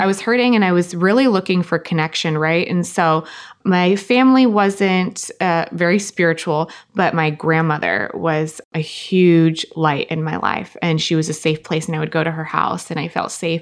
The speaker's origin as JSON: {"language": "English", "town": "Costa Mesa", "region": "California", "country": "United States", "said": "I'm originally from Orange County, Costa Mesa, California."}